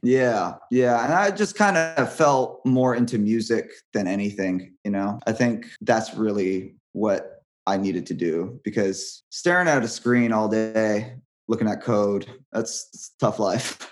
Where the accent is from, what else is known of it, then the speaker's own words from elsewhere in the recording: Hawaii, United States; moved away; I'm from Hawaii